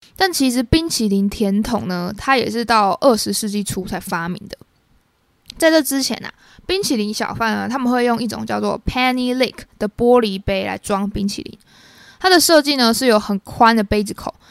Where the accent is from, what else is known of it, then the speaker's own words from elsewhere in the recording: Taiwan; 我身为台湾人